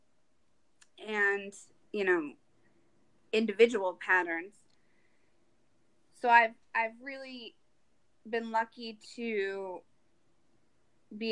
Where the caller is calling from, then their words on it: Rhode Island, United States; I'm calling in from Rhode Island